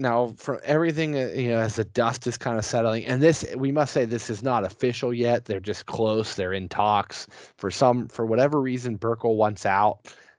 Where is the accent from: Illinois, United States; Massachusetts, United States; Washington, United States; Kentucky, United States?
Massachusetts, United States; Boston; since we're from Boston and we are Bruins territory